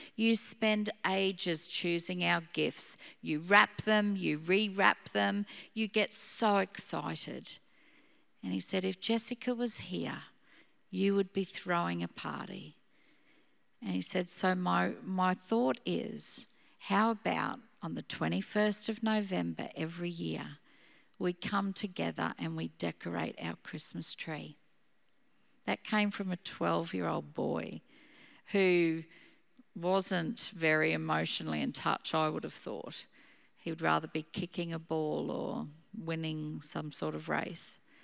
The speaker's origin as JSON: {"language": "English", "town": "Gympie", "region": "Queensland", "country": "Australia", "tie": "born or raised there", "also_born_or_lived": "Brisbane", "said": "growing up in Gympie, I was not a city girl."}